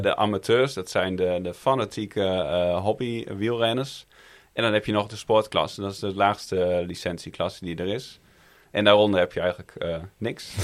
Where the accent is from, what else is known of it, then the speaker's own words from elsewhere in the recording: Groningen, Netherlands; Ik ben zelf een Groninger